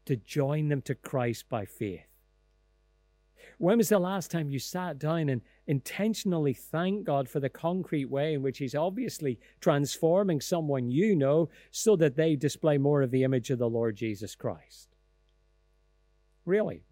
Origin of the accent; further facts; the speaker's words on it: Lisburn, Northern Ireland, United Kingdom; I grew up in Elmwood Presbyterian Church in Ballymacash on the outskirts of Lisburn